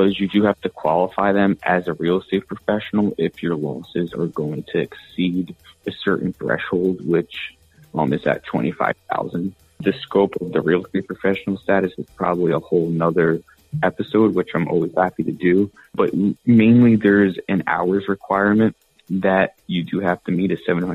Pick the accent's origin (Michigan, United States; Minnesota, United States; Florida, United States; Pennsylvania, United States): Pennsylvania, United States; Northeastern; moved away as an adult; also born or lived in Montclair, New Jersey / New York City; now in Charlotte, United States; I'm from the Northeast. So originally from Northeastern Pennsylvania up in the Poconos, which is a country setting